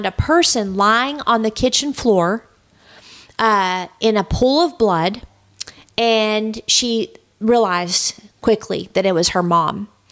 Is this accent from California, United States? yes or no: no; Texas, United States; moved away; I'm originally from Texas